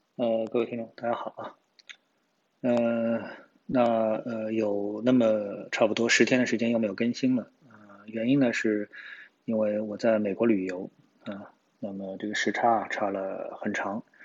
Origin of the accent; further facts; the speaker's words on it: China; 我都说我是中国人